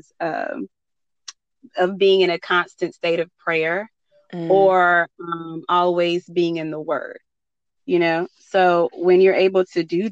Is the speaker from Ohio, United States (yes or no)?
no; North Carolina, United States; I'm from North Carolina